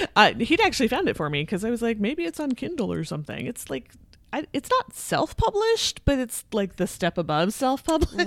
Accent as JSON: {"language": "English", "area": "Southwest suburbs of the Twin Cities", "region": "Minnesota", "country": "United States", "tie": "born or raised there", "also_born_or_lived": "Saint Paul, Minnesota", "said": "I grew up in the Southwest suburbs."}